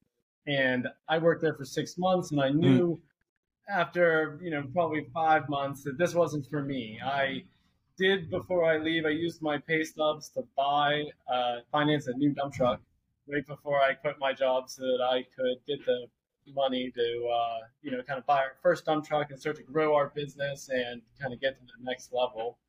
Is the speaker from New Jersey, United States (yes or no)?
no; Jefferson Hills, Pennsylvania, United States; We grew up in Jefferson Hills